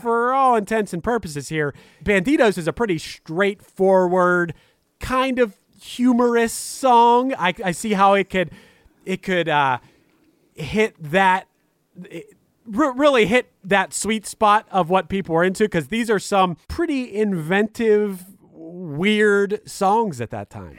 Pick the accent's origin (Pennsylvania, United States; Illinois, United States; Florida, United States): Pennsylvania, United States; Pittsburgh; I'm from Pittsburgh, Pennsylvania, and as far as, like, the local rock music scene when I was growing up